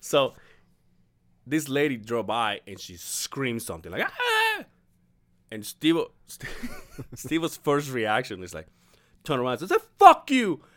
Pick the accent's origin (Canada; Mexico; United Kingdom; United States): Mexico; born or raised there; moved away